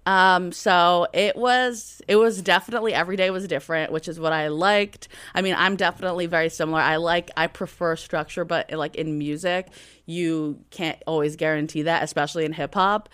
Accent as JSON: {"language": "English", "town": "Atlantic City", "region": "New Jersey", "country": "United States", "said": "I'm from Atlantic City, New Jersey"}